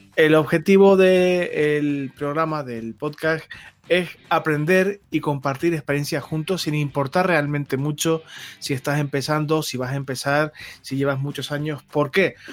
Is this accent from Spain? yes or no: yes; Canary Islands, Spain; soy canario